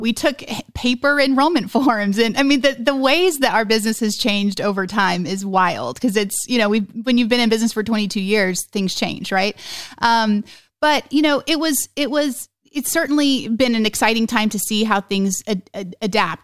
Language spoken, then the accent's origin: English; Oklahoma, United States; we're from Oklahoma